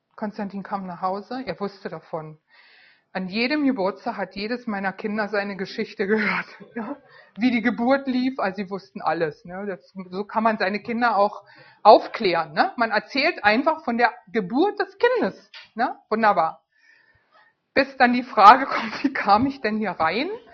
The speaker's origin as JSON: {"language": "German", "region": "Berlin", "country": "Germany", "moved": "yes", "said": "Ich war Berlinerin, lebte in Berlin"}